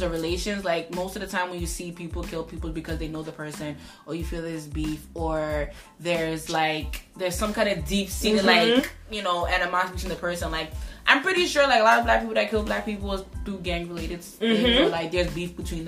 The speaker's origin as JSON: {"language": "English", "country": "Ghana", "said": "I'm Ghanaian"}